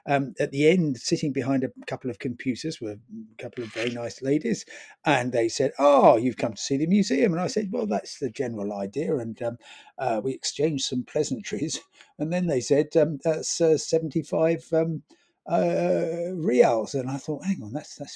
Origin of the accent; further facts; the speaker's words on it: London, United Kingdom; I'm from London